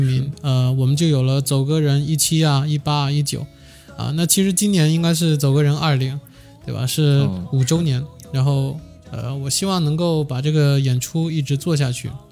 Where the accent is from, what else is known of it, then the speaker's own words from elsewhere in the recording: Guangdong, China; 因为我广东人嘛， 就当时香港乐坛最鼎盛的